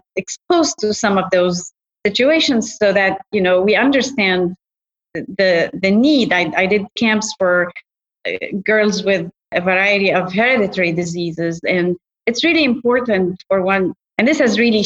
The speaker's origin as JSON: {"language": "English", "country": "Egypt", "tie": "born or raised there", "moved": "yes", "said": "I grew up in Egypt"}